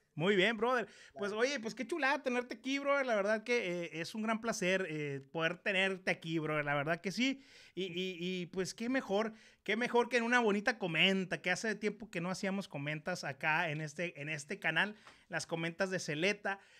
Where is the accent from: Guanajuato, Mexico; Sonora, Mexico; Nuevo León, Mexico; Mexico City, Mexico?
Sonora, Mexico; Ciudad Obregón; Yo soy de Ciudad Obregón, Sonora